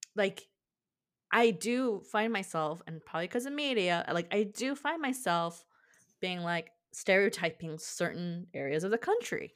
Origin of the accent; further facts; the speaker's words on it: California, United States; moved away as an adult; also born or lived in Iowa; teenager to an adult in California